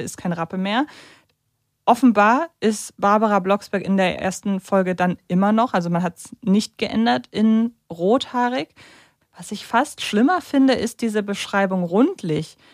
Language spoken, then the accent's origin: German; Hamburg, Germany; als Hamburgerin